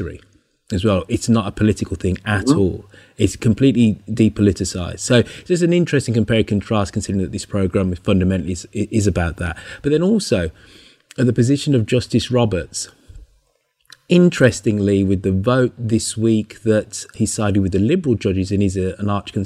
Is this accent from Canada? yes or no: no; United Kingdom; I'm a Brit